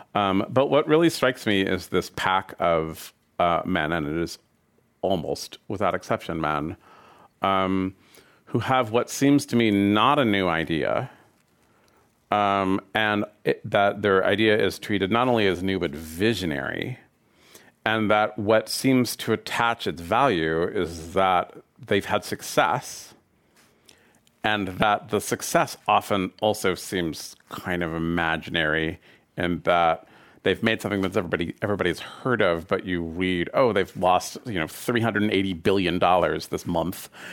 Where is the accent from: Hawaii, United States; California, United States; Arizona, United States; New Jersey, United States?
California, United States; San Francisco; my hometown of San Francisco